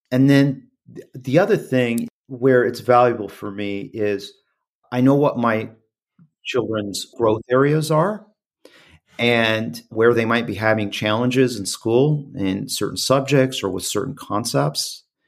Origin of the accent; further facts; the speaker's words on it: Midwest, United States; growing up in the Midwest